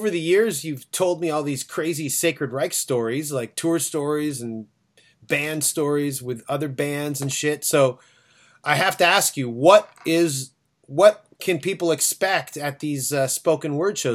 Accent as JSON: {"language": "English", "town": "Phoenix", "region": "Arizona", "country": "United States", "said": "hey, let's go outside because I'm from Phoenix and it never rains, and it was raining that night."}